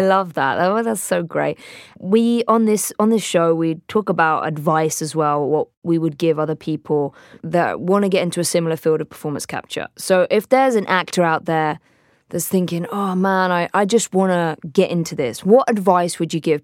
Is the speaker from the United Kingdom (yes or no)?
yes; Hampshire, South East England, United Kingdom; grew up in Hampshire in England